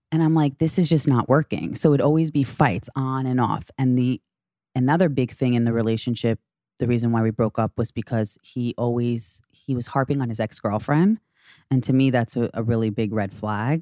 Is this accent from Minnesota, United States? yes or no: no; Great Neck, New York, United States; I'm thirty-five years old, from Long Island.